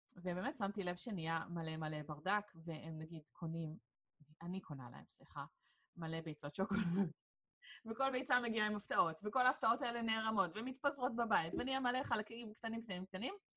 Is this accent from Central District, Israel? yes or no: yes; Hod HaSharon, Central District, Israel; moved away as an adult; now in Petah Tikva, Israel; אני כאילו במקור מאוד השרון, וכפר סבא זה היה תמיד העיר שיצאנו לבלות בתור אה, בני נוער